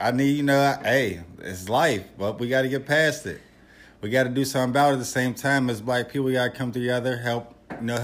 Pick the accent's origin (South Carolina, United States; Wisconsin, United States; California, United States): California, United States; Los Angeles; I'm from L.A.